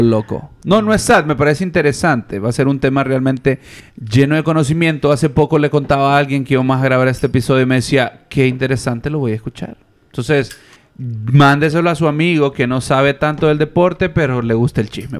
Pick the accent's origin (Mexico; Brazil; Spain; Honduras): Honduras; nosotros como hondureños